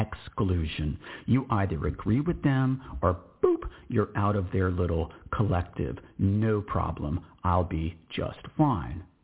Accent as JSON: {"language": "English", "region": "Texas", "country": "United States", "said": "I'm just an American. I'm a Texan."}